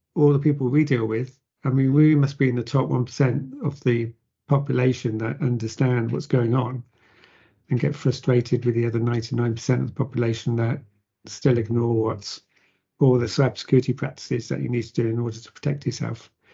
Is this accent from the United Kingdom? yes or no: yes; Plymouth, South West England, United Kingdom; born or raised there